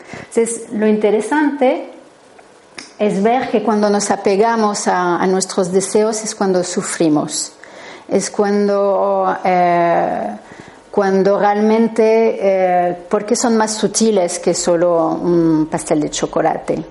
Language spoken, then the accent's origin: Spanish; France; Spanish is a second language; soy francesa, así que si notáis un acento es normal.